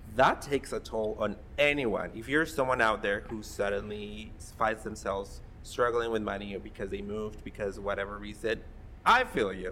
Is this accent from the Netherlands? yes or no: no; Mexico; now in Columbus, United States; I grew up in Mexico.